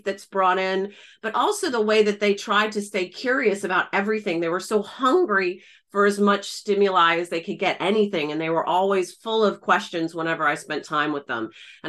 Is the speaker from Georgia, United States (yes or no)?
yes; Atlanta, Georgia, United States; moved away as an adult; also born or lived in Belfast, Northern Ireland / Florida; I was born and raised in Atlanta. I'm a Southern Peach, a Southern Belle, and studied design in undergrad in the US. And then I went over to Belfast in Northern Ireland to study organizational behavior.